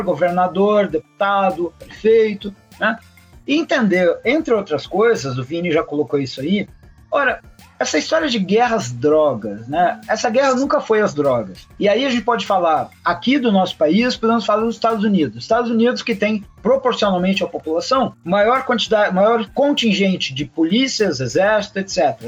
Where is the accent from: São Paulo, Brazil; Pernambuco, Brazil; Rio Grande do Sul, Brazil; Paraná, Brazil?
Rio Grande do Sul, Brazil; do meu estado natal, Rio Grande do Sul